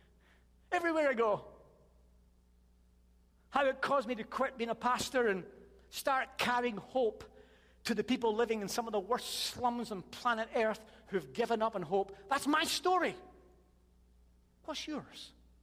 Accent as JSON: {"language": "English", "town": "Chicago", "region": "Illinois", "country": "United States", "said": "I'm from Chicago. Can you not tell by the accent?"}